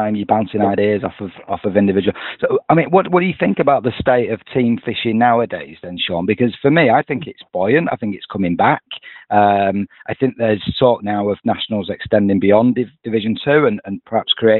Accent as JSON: {"language": "English", "area": "the Northwest", "region": "North West England", "country": "United Kingdom", "said": "So I'm from the Northwest."}